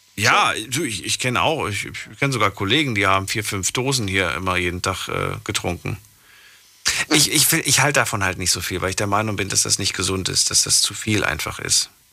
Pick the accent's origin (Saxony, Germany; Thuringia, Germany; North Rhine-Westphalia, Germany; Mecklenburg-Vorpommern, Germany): Thuringia, Germany; Ich bin ja schließlich auch in Thüringen geboren